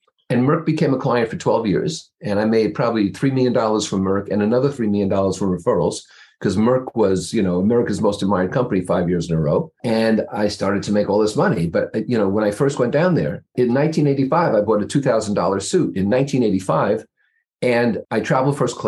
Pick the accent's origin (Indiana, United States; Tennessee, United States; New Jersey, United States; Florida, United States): New Jersey, United States; moved away as an adult; now in East Greenwich, United States; I'm from just across the river in New Jersey, right opposite the Empire State Building.